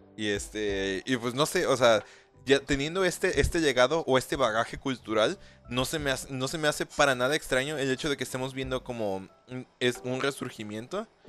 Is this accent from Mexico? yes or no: yes; Mexico